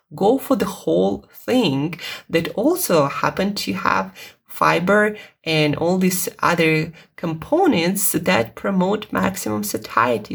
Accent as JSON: {"language": "English", "country": "Russia", "second_language": "English", "said": "English is not my first language. It's not my native language. Uh, I'm Russian"}